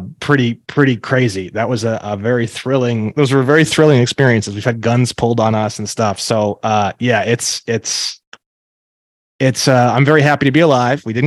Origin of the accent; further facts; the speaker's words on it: Northwest Indiana, United States; now in Glendale, United States; I grew up in Indiana, in a small town at first, close to Gary and Chicago, in Northwest Indiana, right up in the Northwest corner